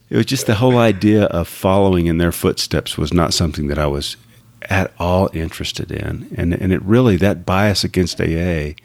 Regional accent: Abilene, Texas, United States; moved away as an adult; also born or lived in Dallas-Fort Worth area, Texas; now in Dallas-Fort Worth, United States; I grew up in Abilene, Texas

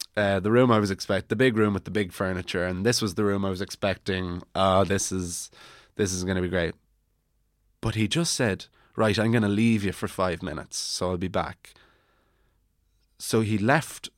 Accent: Wicklow, Leinster, Ireland; also born or lived in Bray; now in Dublin, Ireland; Wicklow town

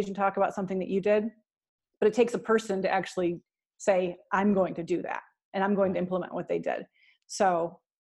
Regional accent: Cleveland, Ohio, United States; in Cleveland, Ohio, my hometown

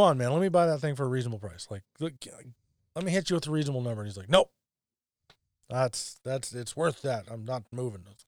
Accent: near Dawson Creek, Alberta, Canada; in Dawson Creek It's a small town near my hometown.

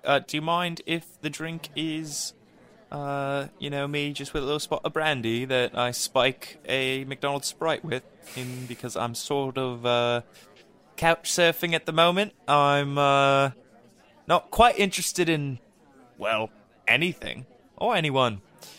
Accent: South East England, United Kingdom; Yeah, I'm from Sussex.

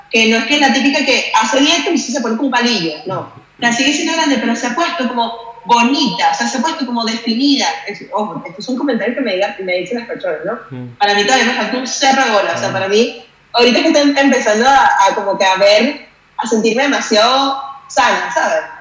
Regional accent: Spain; Yo soy española, siempre va a ser más piernona que el resto del mundo, ¿sabes?

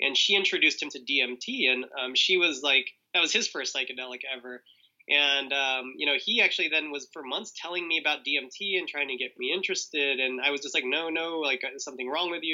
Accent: Southern California, United States; we were raised in Southern California in a Jehovah's Witness family

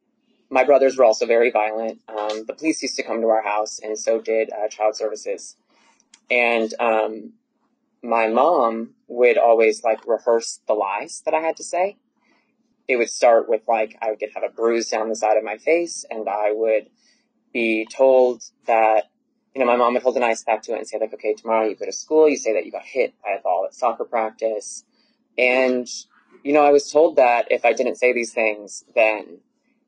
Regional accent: Lexington, Massachusetts, United States; now in Atlanta, United States; I was born in Lexington, Massachusetts, which is right outside of Boston

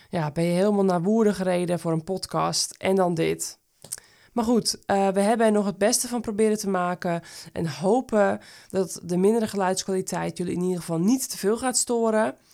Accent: Harmelen, Utrecht, Netherlands; now in Woerden, Netherlands; Van 11 februari 1987, 35 jaar jong, geboren en getogen in Harmelen, woonachtig in Woerden.

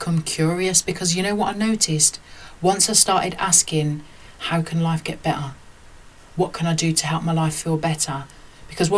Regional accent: Birmingham, West Midlands, United Kingdom; growing up in Birmingham, working class, mixed race

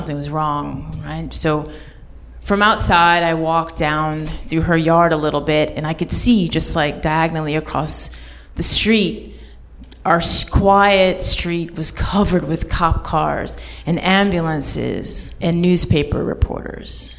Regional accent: Hartford, Connecticut, United States; I was 14 years old, living in Hartford, Connecticut, my hometown

